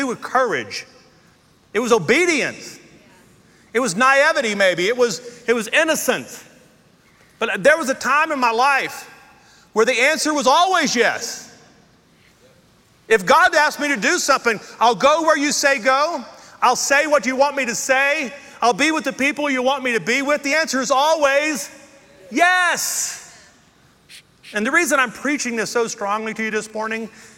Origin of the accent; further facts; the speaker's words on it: Louisiana, United States; moved away as an adult; also born or lived in Texas; now in Colorado, United States; I'm from Louisiana